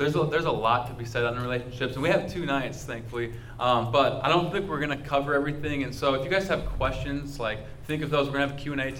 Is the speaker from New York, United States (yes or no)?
no; Minnesota, United States